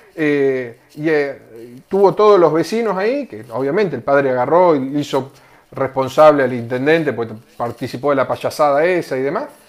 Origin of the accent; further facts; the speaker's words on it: Argentina; soy argentino